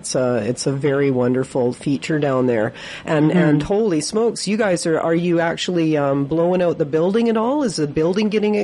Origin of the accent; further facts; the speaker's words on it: Victoria, British Columbia, Canada; I was raised in Victoria